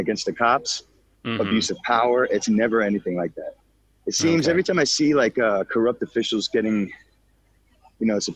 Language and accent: English; Florida, United States; moved away as an adult; also born or lived in Chicago, Illinois; now in Shanghai, China; I'm more of a Floridian. I was with most of my early adult life